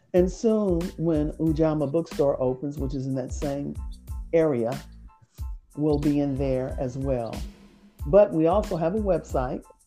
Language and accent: English; Indianapolis, Indiana, United States; we grew up here in Indianapolis. We are originally from Indianapolis, and we all still reside in Indianapolis